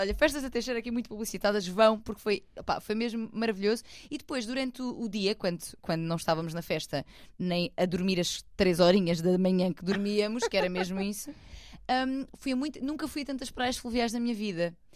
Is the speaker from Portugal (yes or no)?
yes; Algarve, Portugal; now in Lisbon, Portugal; eu é que sou algarvia, eu fui, eu fui pouco ao Algarve